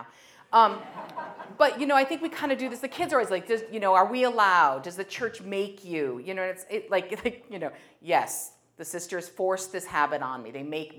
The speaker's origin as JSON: {"language": "English", "town": "Meriden", "region": "Connecticut", "country": "United States", "tie": "born or raised there", "moved": "as an adult", "lives_now": "Burlington, Vermont, United States", "said": "I'm from Connecticut and I'm from New England"}